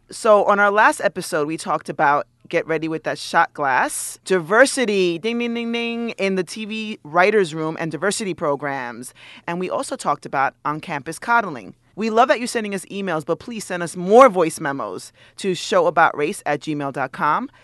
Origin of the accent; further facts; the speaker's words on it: New York City, New York, United States; growing up maybe in New York City